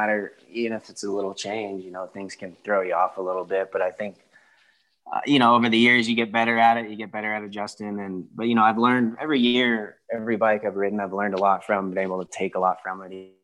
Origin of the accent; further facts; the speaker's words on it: United States; being an American